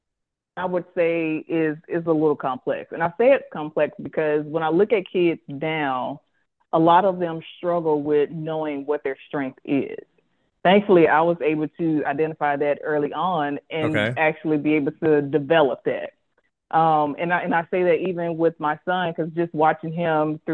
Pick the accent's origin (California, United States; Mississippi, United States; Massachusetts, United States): Mississippi, United States; Jackson; so I'm from Jackson, Mississippi. I went to high school